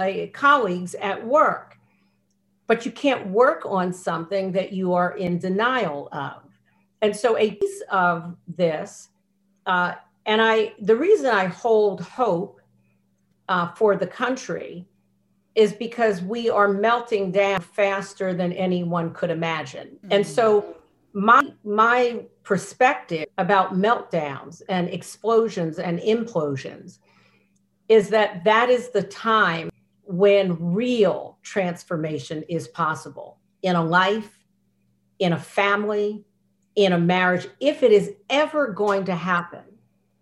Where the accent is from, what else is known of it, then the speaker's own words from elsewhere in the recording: United States; I'm American, born here